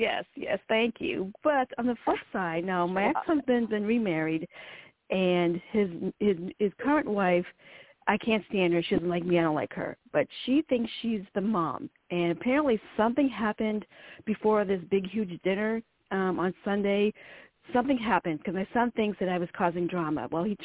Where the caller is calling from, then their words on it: Virginia, United States; I'm calling from Virginia.